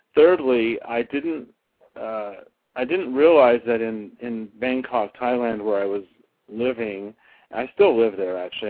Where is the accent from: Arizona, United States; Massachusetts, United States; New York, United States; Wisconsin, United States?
Arizona, United States; Flagstaff; moved away as an adult; also born or lived in Tucson, Arizona; now in Los Angeles, United States; I was born and raised in Arizona. I was born in Tucson. I grew up in Flagstaff